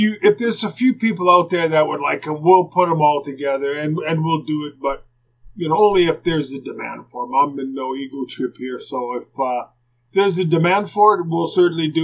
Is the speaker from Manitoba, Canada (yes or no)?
yes; Winnipeg, Manitoba, Canada; when I was growing up in Winnipeg